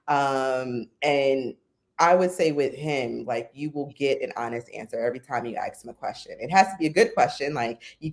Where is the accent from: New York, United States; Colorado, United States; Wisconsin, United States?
New York, United States; moved away as an adult; also born or lived in Philadelphia; So I'm from New York, but I went to school at Temple University.